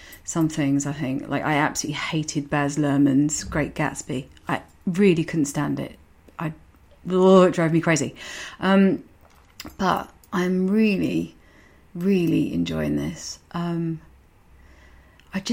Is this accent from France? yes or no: no; Medway, South East England, United Kingdom; accent: Medway; my very Medway accent